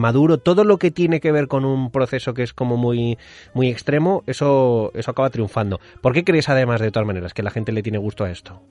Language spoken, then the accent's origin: Spanish; Madrid, Community of Madrid, Spain; now in Mallorca, Spain; Yo estoy viviendo en Mallorca, soy madrileño, vivo en Mallorca